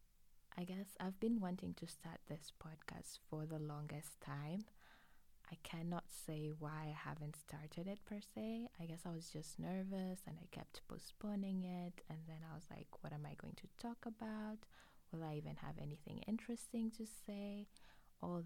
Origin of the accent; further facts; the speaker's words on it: Arusha, Tanzania; moved away as an adult; now in Canada; I am a Tanzanian. I am originally from Arusha, Tanzania